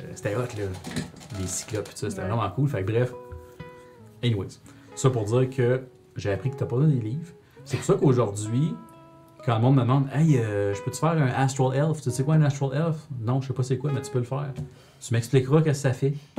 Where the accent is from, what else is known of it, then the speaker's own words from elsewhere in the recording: Rouyn-Noranda, Quebec, Canada; je suis bien de Rouen, fait que c'était à l'école de la source à Rouen